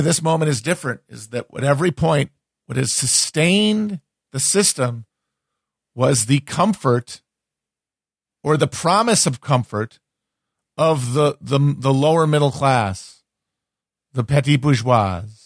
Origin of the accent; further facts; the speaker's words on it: United States; I'm just an American.